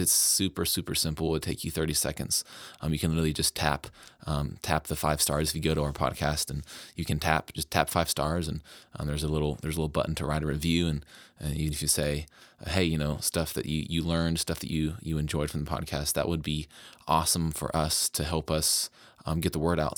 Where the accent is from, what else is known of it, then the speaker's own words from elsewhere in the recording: West Virginia, United States; I moved back to my home state of West Virginia